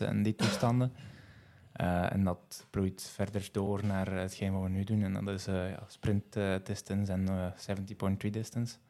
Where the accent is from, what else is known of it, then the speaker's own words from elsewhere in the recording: Geel, Flanders, Belgium; ik kom uit Geel, dus tussen Antwerpen en Hasselt